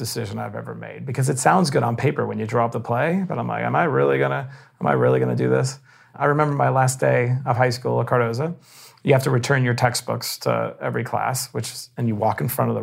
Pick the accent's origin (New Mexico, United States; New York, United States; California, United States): New York, United States; New York City; I grew up in Bayside, Queens.